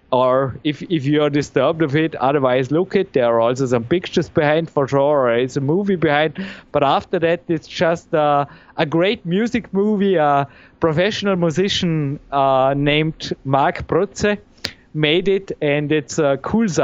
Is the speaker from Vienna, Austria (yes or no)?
no; Dornbirn, Vorarlberg, Austria; English is a second language; it's great to live here in my hometown. I feel well here. I mean, here